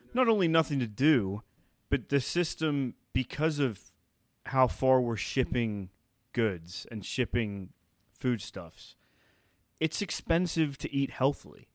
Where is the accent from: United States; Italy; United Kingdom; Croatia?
United Kingdom; England; I'm from England